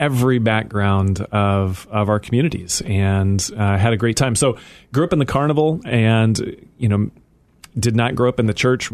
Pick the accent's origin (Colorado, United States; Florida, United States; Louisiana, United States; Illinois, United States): Illinois, United States; North Central; I grew up in North Central Illinois in a little town, 450 people, but I had this strange existence where I grew up in the carnival